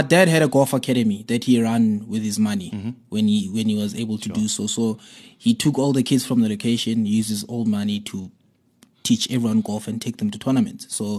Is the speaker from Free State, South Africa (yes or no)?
yes; Bloemfontein, Free State, South Africa; I grew up in the Free State in Bloemfontein, so you can imagine everything is either soccer or rugby.